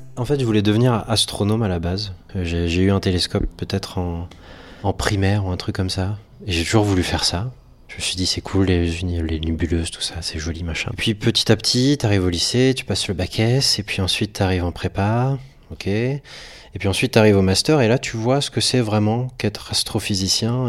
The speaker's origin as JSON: {"language": "French", "town": "Poitiers", "region": "Nouvelle-Aquitaine", "country": "France", "tie": "born or raised there", "also_born_or_lived": "Brest", "moved": "as an adult", "lives_now": "Paris, France", "said": "je suis breton, je suis né à Brest à la base. Et ensuite, on a déménagé en, Poitou-Charentes, à Poitiers. Et je suis resté là-bas jusqu'en bac plus 2"}